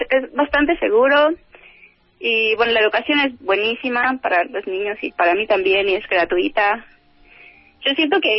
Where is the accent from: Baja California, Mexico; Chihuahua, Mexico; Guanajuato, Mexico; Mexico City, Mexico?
Mexico City, Mexico; moved away as an adult; now in Finland; Y yo soy del DEF, entonces en mi vida veo casas, veía casas con jardín.